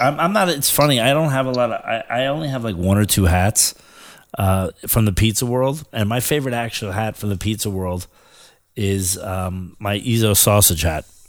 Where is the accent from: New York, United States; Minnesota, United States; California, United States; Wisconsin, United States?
New York, United States; as a New Yorker